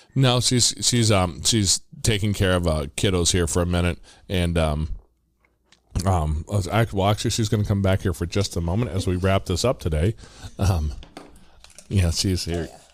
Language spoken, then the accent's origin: English; Midwest, United States; I'm from the Midwest